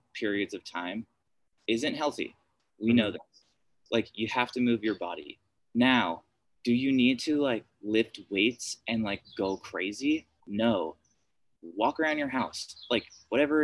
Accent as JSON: {"language": "English", "country": "United States", "said": "speaking as an American"}